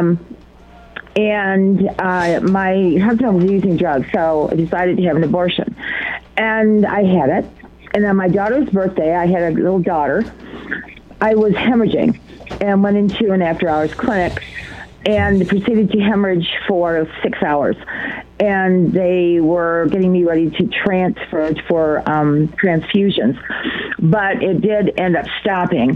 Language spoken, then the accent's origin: English; Michigan, United States; also born or lived in California; I was brought up in Michigan